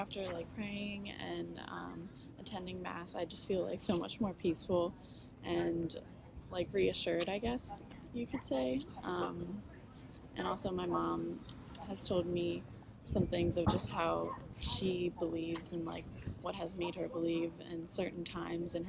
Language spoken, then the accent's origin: English; Annapolis, Maryland, United States; I'm from Annapolis